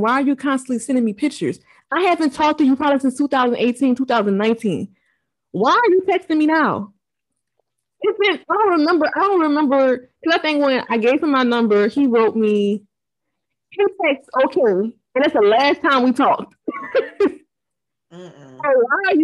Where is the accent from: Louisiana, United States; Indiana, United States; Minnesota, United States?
Louisiana, United States; New Orleans; I'm from New Orleans